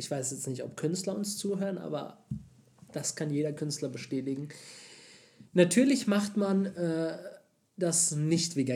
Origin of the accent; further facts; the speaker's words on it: Germany